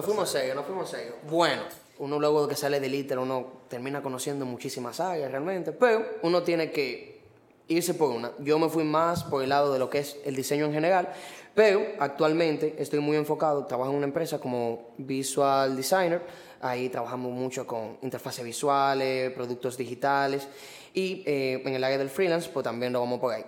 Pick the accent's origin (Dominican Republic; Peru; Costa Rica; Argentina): Dominican Republic; Los Tres Brazos, Distrito Nacional; yo vengo de Cantalajana. ¿Qué? Los tres brazos. Y vivo ahí todavía.